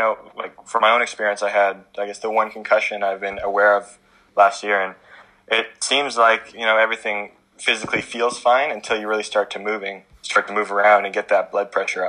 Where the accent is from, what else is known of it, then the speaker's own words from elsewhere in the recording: Canada; we're from Canada.